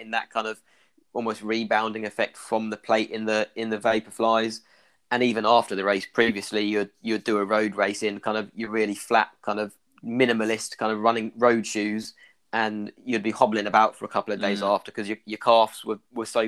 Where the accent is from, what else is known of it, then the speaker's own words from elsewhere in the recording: Ireland; accent: Irish; my Irish accent.